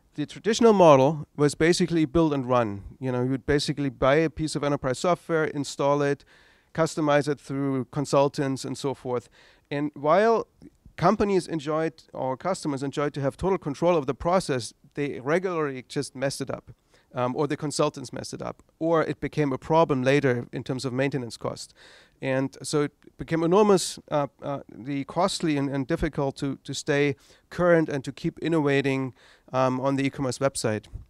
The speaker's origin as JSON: {"language": "English", "region": "East Germany", "country": "Germany", "tie": "born or raised there", "second_language": "English", "moved": "as an adult", "said": "I grew up in East Germany"}